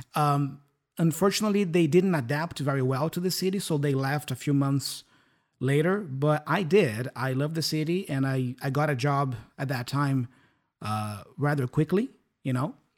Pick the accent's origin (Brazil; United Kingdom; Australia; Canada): Brazil; São Paulo; English is a second language; now in Curitiba, Brazil; I am originally from São Paulo capital, and I, I was born and raised there